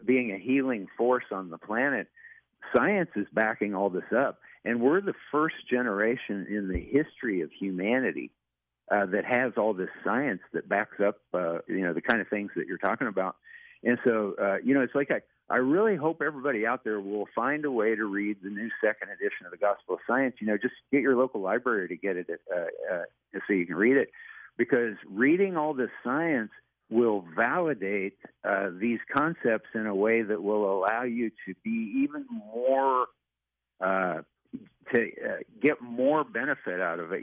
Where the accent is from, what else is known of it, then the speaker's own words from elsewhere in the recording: Western Kansas, United States; moved away as an adult; also born or lived in Los Angeles; I grew up in Western Kansas in a small town, and then I moved to Los Angeles after we graduated from college